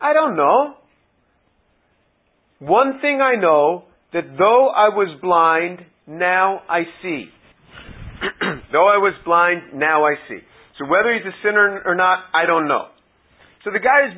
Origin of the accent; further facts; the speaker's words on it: New York City, New York, United States; I'm from New York City